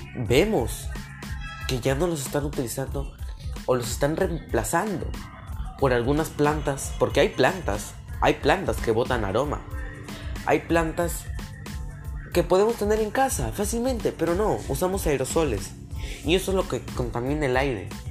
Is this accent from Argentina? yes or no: no; Peru; como peruanos